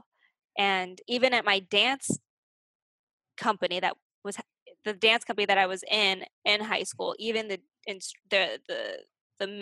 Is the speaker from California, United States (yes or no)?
yes; Arcadia, California, United States; born or raised there; moved away